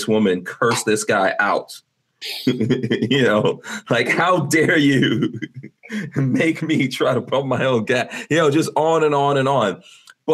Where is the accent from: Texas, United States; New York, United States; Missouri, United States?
New York, United States; moved away; also born or lived in New Jersey; I grew up in New York